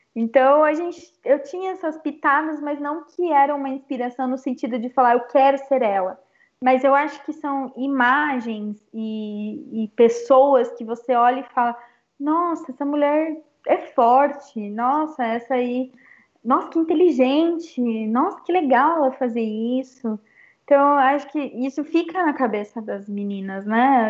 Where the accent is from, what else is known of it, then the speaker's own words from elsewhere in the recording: Brazil; Eu sou brasileira também